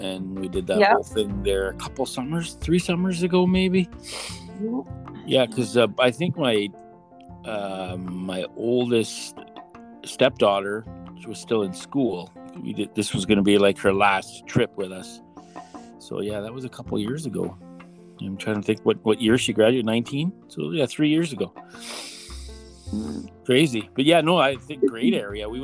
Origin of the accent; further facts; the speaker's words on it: Manitoba, Canada; now in Mackenzie, Canada; I grew up in Manitoba, but I like Saskatchewan and I like Alberta. I'm glad I came to Mackenzie because of work